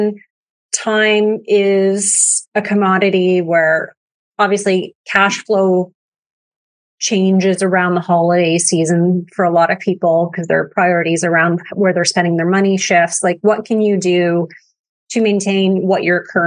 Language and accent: English; Canada; we're Canadian